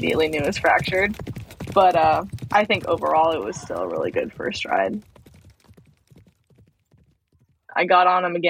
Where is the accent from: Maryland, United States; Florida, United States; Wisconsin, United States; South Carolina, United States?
Florida, United States; Central; I grew up in Central Florida